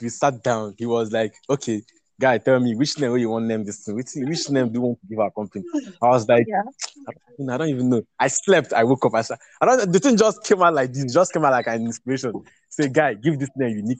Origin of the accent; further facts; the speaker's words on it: Abia, Nigeria; I grew up in Abia State, and I attended my secondary school in Abia State, primary school in Abia State